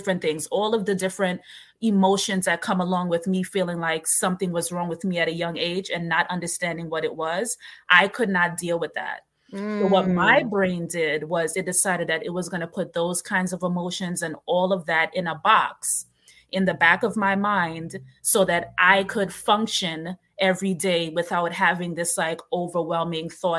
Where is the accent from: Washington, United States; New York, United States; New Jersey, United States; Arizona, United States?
New York, United States; New York City; I grew up in New York, in Brooklyn